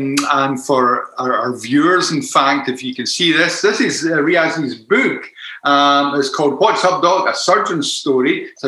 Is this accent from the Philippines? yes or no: no; Glasgow, Scotland, United Kingdom; I'm from the Glasgow area.